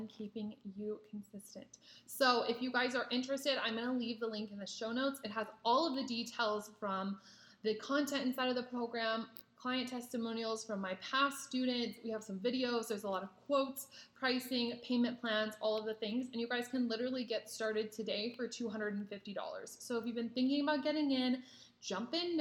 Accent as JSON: {"language": "English", "region": "Nebraska", "country": "United States", "moved": "as an adult", "lives_now": "California, United States", "said": "I'm actually from Nebraska and I just moved to California this year in May"}